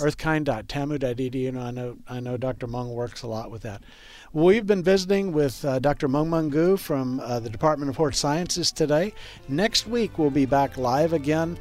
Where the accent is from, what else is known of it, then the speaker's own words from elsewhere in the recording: Texas, United States; I grew up gardening in Texas